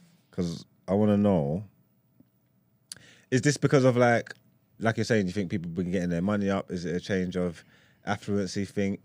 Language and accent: English; London, United Kingdom; But I grew up in Hackney, like, in London Fields, yeah, we was, like, the victims of gentrification.